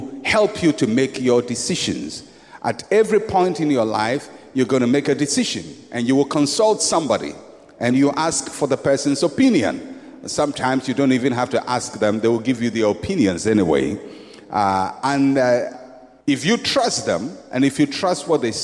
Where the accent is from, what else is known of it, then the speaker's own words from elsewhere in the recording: Ghana; I'm a Ghanaian.